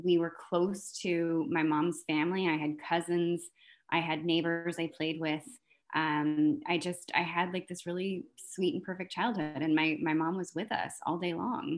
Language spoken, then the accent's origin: English; Fresno, California, United States; I was born in Fresno, California. So I was born in the Central Valley of California